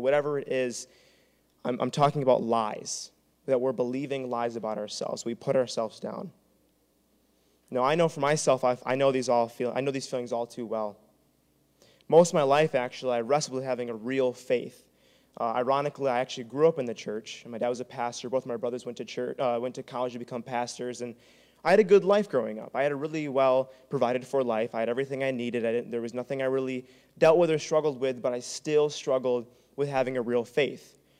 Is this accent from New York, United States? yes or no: no; Traverse City, Michigan, United States; moved away as an adult; now in Grand Rapids, United States; I'm from Traverse City